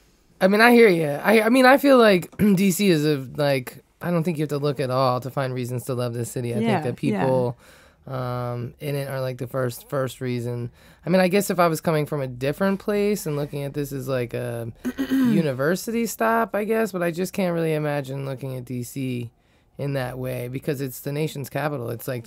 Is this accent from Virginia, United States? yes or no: yes; Falls Church, Virginia, United States; moved away as an adult; also born or lived in Bethesda, Maryland; now in Washington, D.C., United States; I'm from around here myself. I grew up in Falls Church and was born in Bethesda. And I've been in D.C. proper about 17 years, 16 years, something like that.